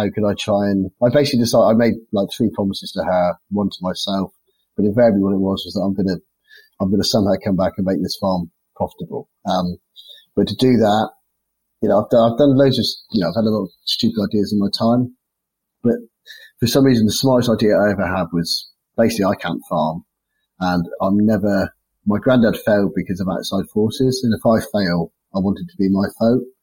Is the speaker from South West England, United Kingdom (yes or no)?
yes; Launceston, South West England, United Kingdom; also born or lived in Devon; we come from a place called Launceston where I was born in Cornwall.